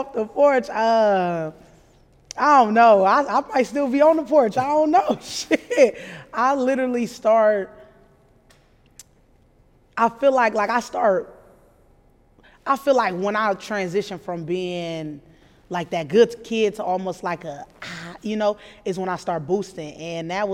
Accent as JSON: {"language": "English", "town": "Omaha", "region": "Nebraska", "country": "United States", "tie": "born or raised there", "said": "I grew up in Omaha"}